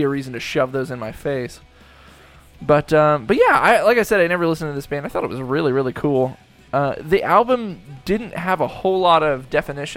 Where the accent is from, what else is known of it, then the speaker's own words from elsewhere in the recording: United States; I'm an American.